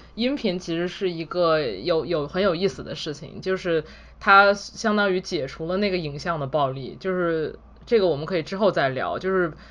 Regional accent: China; moved away as an adult; 我在国内的时候接触关，关于色情的东西基本上都是以文字为主

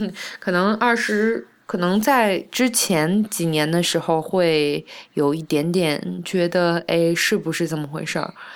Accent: China; also born or lived in Canada; 知道我是中国人

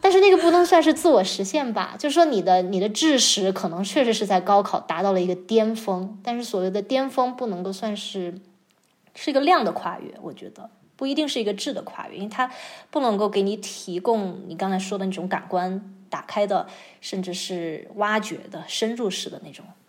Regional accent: Chongqing, China; 我是在重庆长大的嘛，嗯。然后就不能算是大城市，但是从小也是踩在水泥地上，然后周围也都是各个的工地都在建设，就是刚刚刚经水泥里长大的一个九零后

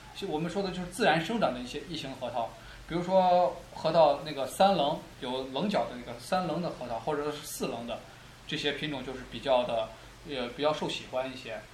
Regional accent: China; 我们中国人

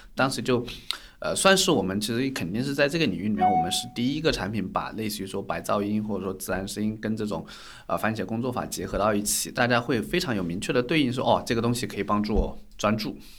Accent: Guizhou, China; moved away as an adult; 从小是在贵州长大，所以也是在一个，呃，比较偏原生态，然后就是有很多森林啊、山区的一个地方

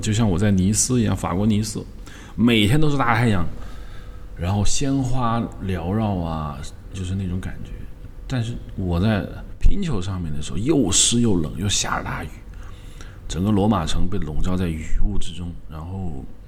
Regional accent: China; 我们中国人翻译为叫做平丘

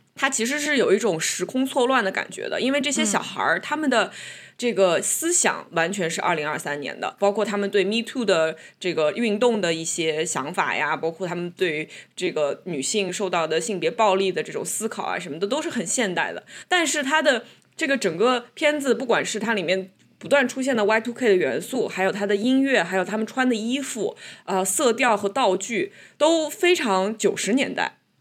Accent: China; 虽然我们在中国长大

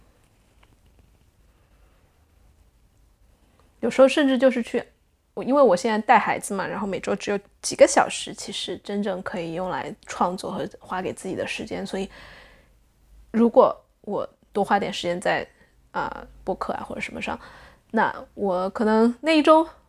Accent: Sichuan, China; moved away as an adult; now in Netherlands; 作为一个中国人，一个四川人，是从小，从小吃回锅肉长大的人呀

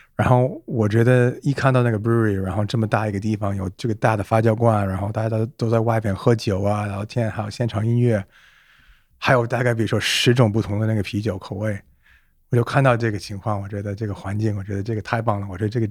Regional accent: Canada; Chinese is a second language; moved away as an adult; now in Beijing, China; 我是在加拿大初创长大 我父母都是中国人，我的爸是香港，然后我妈是上海人

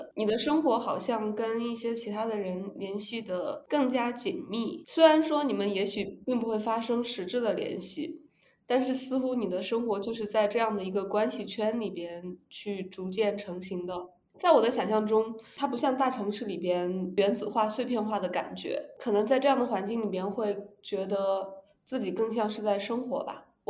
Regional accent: central China, China; 我是来自于一个中部省份的一个四线小城市，

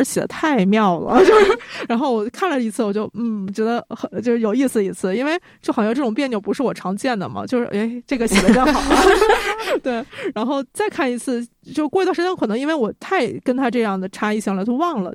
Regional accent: Northeast China, China; now in Beijing, China; 幸好我是个东北人

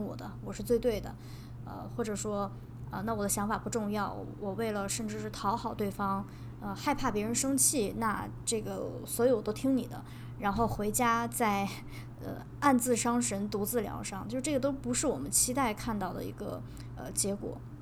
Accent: northern China, China; 因为我，我是一个北方人嘛，但是我很喜欢吃甜豆花

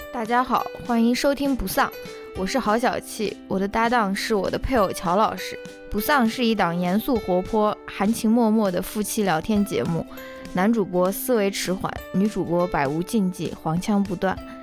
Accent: Shaanxi, China; accent: Shaanxi dialect; 我们陕西话就是瞎扯

